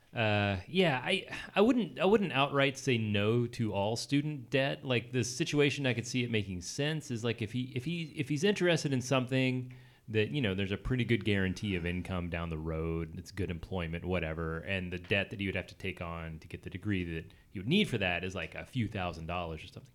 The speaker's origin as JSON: {"language": "English", "region": "the South", "country": "United States", "said": "I'm from the South"}